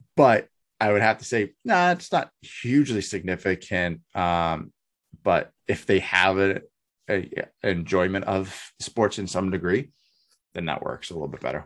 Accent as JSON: {"language": "English", "region": "New Hampshire", "country": "United States", "tie": "born or raised there", "moved": "yes", "said": "growing up in Bu, the New Hampshire area"}